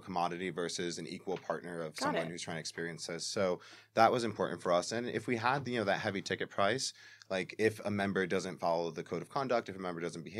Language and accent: English; New York City, New York, United States; I'm Puerto Rican. I'm from the Bronx